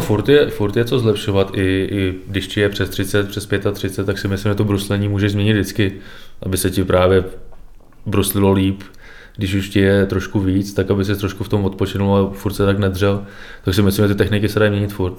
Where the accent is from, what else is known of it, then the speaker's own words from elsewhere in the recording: Trutnov, Hradec Králové Region, Czechia; když jsem byl malý, začínal jsem v Trutnově, pak jsem přešel do Dvora Králové